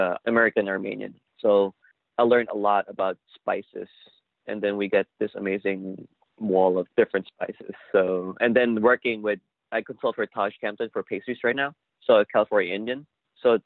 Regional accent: Manila, Metro Manila, Philippines; moved away as an adult; now in San Francisco, United States; I grew up in Manila.

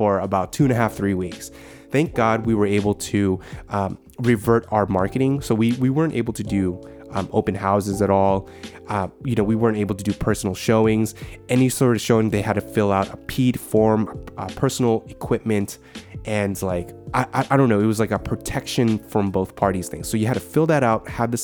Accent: San Francisco Bay Area, California, United States; we're from the Bay

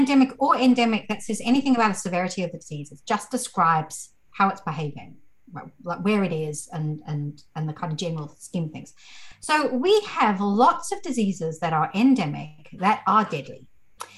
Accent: South Africa; I grew up in South Africa

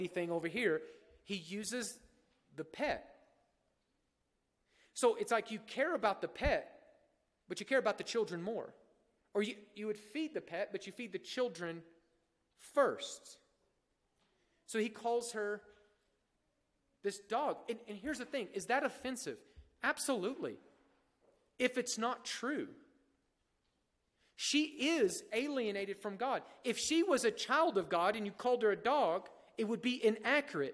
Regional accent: United States; here we are as American

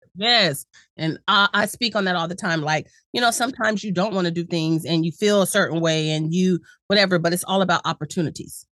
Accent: San Diego, California, United States; I'm from Cali, I'm from San Diego

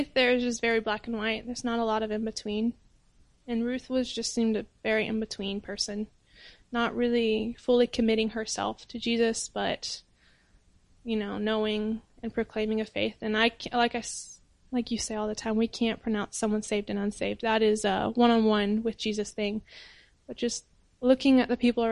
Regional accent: United States; moved away as an adult; now in Cameroon; I'm an American

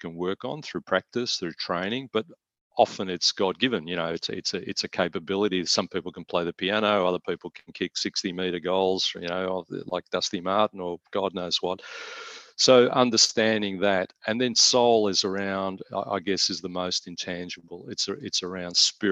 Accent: Melbourne, Victoria, Australia; my illustrious Richmond Football Club growing up in Tigerland

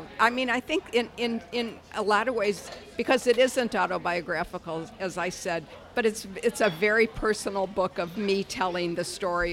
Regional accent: Detroit, Michigan, United States; born or raised there

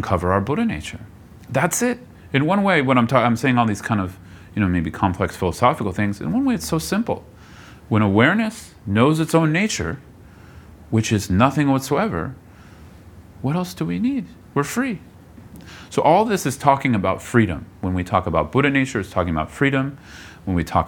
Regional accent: Bay Area, California, United States; moved away; I grew up in the Bay Area

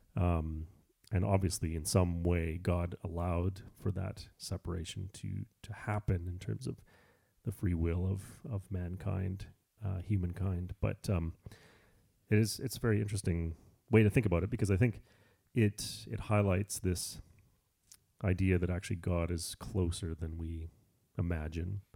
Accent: Canada; I'm Canadian

